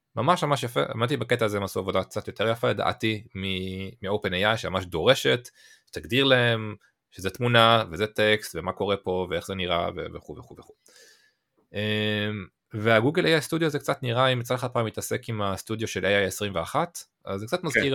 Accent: Israel

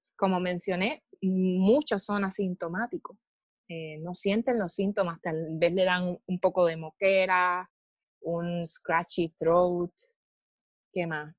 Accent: Moca, Puerto Rico; moved away as an adult; also born or lived in Texas; now in Hawaii, United States; soy puertorriqueña del pueblo de Moca.

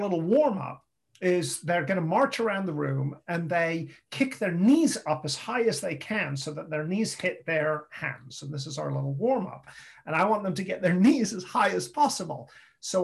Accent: England, United Kingdom; moved away as an adult; also born or lived in St. Louis / West Virginia / Atlanta, Georgia; I'm from England

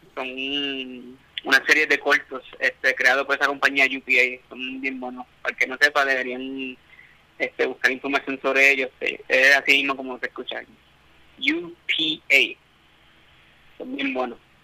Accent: Puerto Rico; nuestra propia isla en Puerto Rico

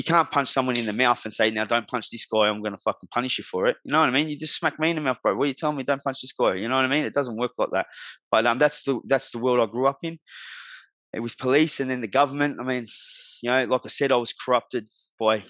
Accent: Melbourne, Victoria, Australia; also born or lived in Melton, Victoria; I'm from Melbourne too

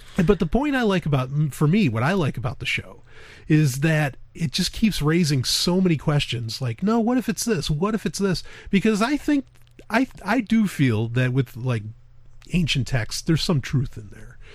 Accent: New York, United States; I am a Jew from New York

